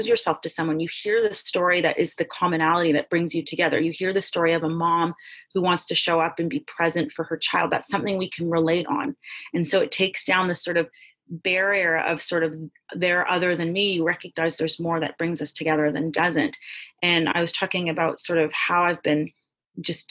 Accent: Toronto, Ontario, Canada; I grew up in Canada, in Toronto, where I have access to the medical system

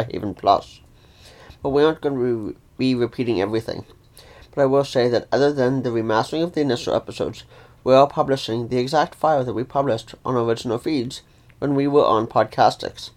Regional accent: Ontario, Canada; I'm from Ontario, Canada

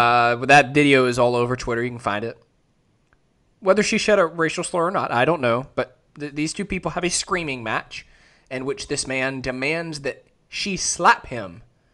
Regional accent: Columbia, Tennessee, United States; my hometown of Columbia, Tennessee

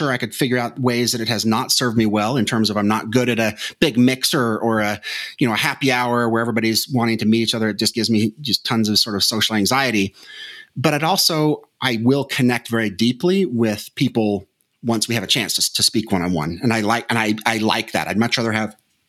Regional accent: Las Vegas, Nevada, United States; a kid growing up in Las Vegas, Nevada

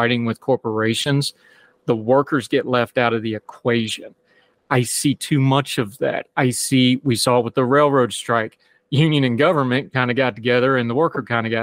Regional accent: West Virginia, United States; I'm from West Virginia.

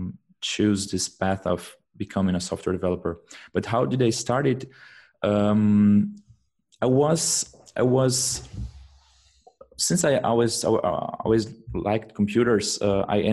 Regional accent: Brazil; English is a second language; moved away as an adult; now in Germany; I come from Brazil. But I'm living in Germany for the past, now I think it's around 8 months.

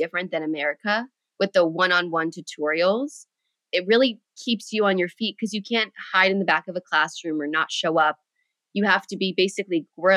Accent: United States

